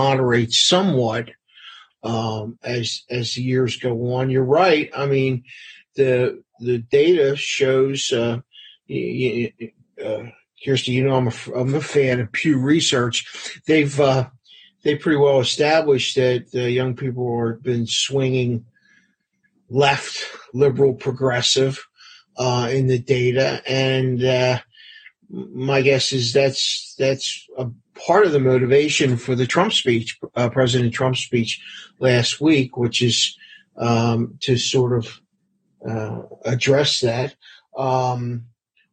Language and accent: English; Baltimore, Maryland, United States; moved away; having grown up in East Baltimore